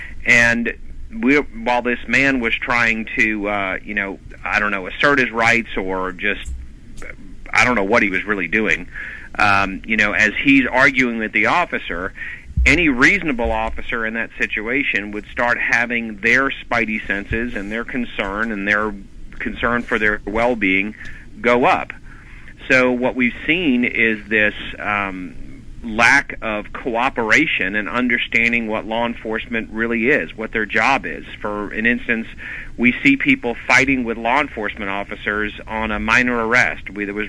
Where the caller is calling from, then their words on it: Atlanta, Georgia, United States; Calling from Atlanta.